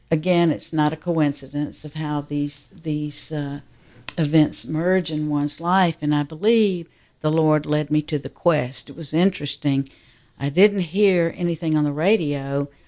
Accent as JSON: {"language": "English", "town": "Atlanta", "region": "Georgia", "country": "United States", "tie": "born or raised there", "said": "I was born and raised here in Atlanta. I'm a cradle Catholic, um, and uh, I feel that I'm a little bit older than that many of you."}